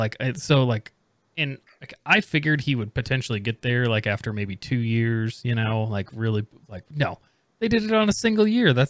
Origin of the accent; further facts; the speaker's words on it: Indiana, United States; moved away; Yeah, I'm originally from Indiana, so I'm a Colts fan.